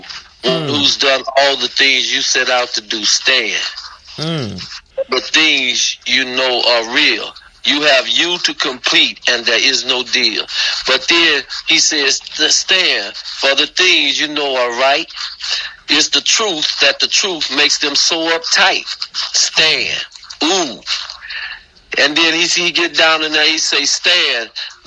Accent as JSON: {"language": "English", "country": "United States", "tie": "born or raised there", "said": "I was born here, but I'm not an American"}